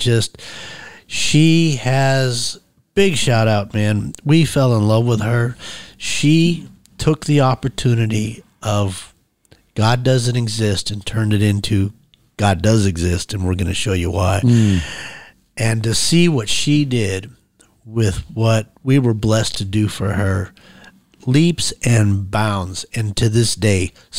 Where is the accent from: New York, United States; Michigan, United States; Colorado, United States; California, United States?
Colorado, United States; I'm from Colorado.